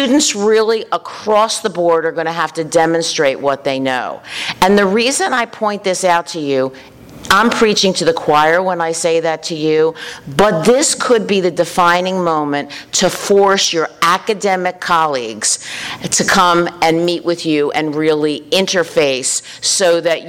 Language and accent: English; Philadelphia, Pennsylvania, United States; moved away as an adult; also born or lived in Washington, D.C. / New Jersey; I was from Philadelphia